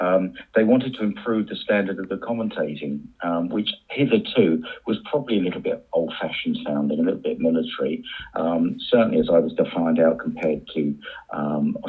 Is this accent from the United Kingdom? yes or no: yes; Shoreham-by-Sea, South East England, United Kingdom; my hometown of Shoreham-by-Sea